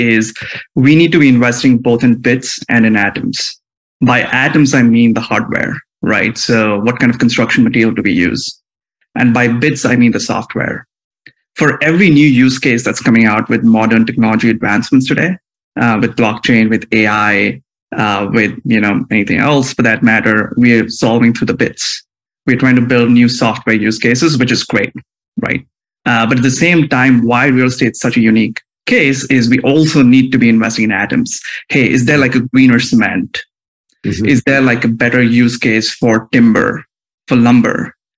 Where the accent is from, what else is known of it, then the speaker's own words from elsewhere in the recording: India; moved away as an adult; now in United States; I grew up in India, came to the US for the first time as an undergrad student in college